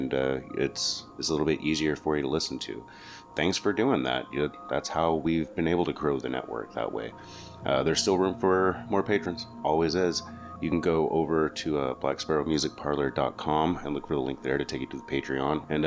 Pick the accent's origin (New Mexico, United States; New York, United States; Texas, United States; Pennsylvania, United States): New Mexico, United States; I grew up in New Mexico